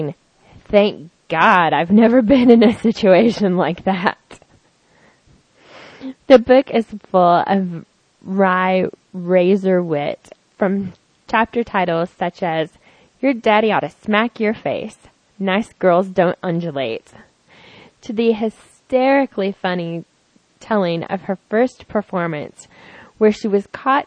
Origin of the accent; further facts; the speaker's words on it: the South, United States; I'm from the South